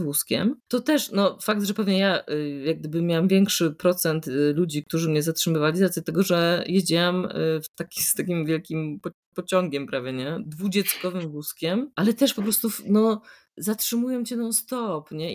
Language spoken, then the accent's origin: Polish; Poland; moved away as an adult; now in Italy